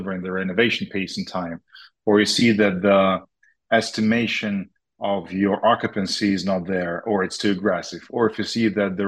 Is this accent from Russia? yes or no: yes; Moscow, Russia; also born or lived in Israel; now in Boca Raton, United States; We lived in Israel for a while. Yes, Mike, you're right. Originally, we're from Moscow, Jewish family that moved around the world. And now we settled here in Miami area in Boca Raton.